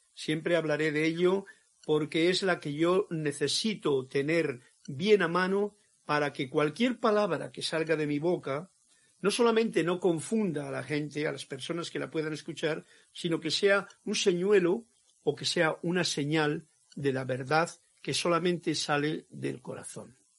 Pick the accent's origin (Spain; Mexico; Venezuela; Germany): Spain; Castile; mi tierra, castellano